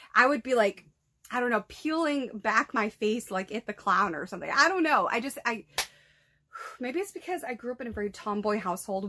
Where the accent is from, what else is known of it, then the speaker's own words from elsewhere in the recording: New Bedford, Massachusetts, United States; my hometown